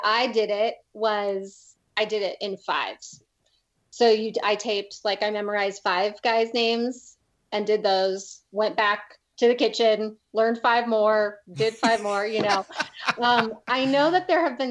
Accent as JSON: {"language": "English", "town": "St. Louis", "region": "Missouri", "country": "United States", "tie": "born or raised there", "also_born_or_lived": "California", "moved": "as an adult", "lives_now": "Colorado, United States", "said": "I grew up in St. Louis"}